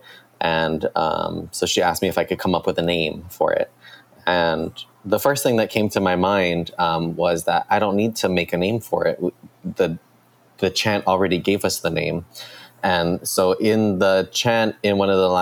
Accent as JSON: {"language": "English", "town": "Kaneohe", "region": "Hawaii", "country": "United States", "lives_now": "Hilo, United States", "said": "I am from Kaneohe, but currently living in Hilo, Hawaii."}